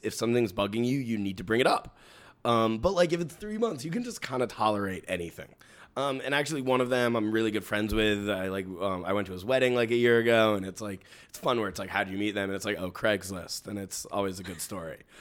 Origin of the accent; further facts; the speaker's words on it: New York City, New York, United States; As a native New Yorker